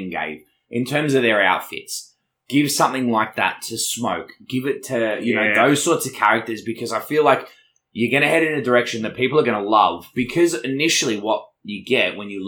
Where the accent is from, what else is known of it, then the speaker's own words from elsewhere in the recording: Australia; as an Australian